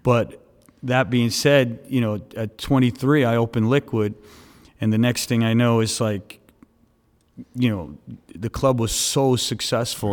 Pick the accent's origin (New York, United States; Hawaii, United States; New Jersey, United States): New York, United States; New York City; moved away as an adult; also born or lived in Staten Island; now in Miami, United States; originally I grew up in Brooklyn. Uh, I, I was in Brooklyn for about sixteen years, and then I ended up moving to Staten Island when I was about sixteen years old.